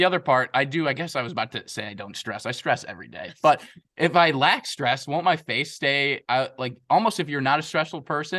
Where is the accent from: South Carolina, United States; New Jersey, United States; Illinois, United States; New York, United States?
Illinois, United States; Chicago; I'm from Chicago. We don't know our A's and from our O's.